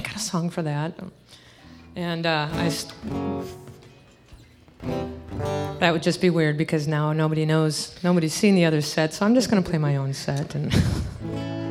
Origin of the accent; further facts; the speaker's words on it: Minneapolis, Minnesota, United States; also born or lived in Los Angeles, California / San Jose, California; now in Davenport, Iowa, United States; I was born in L.A. Grew up in San Jose for a time, and then was moved out to Minneapolis and basically raised and grew up there